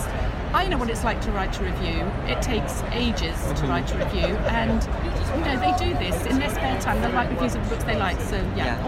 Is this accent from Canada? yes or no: no; England, United Kingdom; moved away as an adult; also born or lived in Paris; I do love tea, so, because I'm English